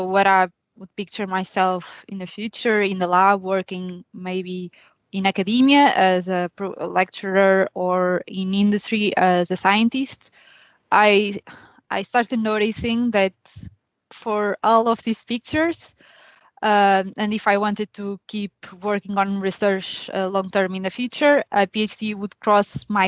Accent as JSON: {"language": "English", "town": "Coimbra", "region": "Centro", "country": "Portugal", "also_born_or_lived": "Spain / Sweden", "moved": "as an adult", "lives_now": "Limerick, Ireland", "said": "I'm from Coimbra, Portugal."}